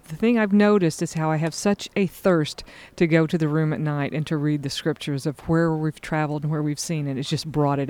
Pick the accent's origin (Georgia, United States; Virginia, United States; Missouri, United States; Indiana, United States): Indiana, United States; Evansville; I'm from Evansville, Indiana